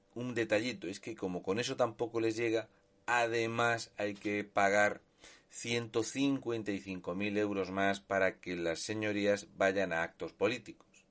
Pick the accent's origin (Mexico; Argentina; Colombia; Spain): Spain; Region of Murcia; un murciano encabronado